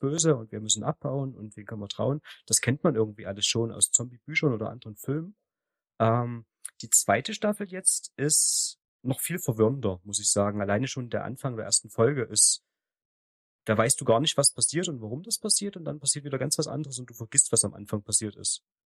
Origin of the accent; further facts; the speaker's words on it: the East, eastern Germany, Germany; bei uns im Osten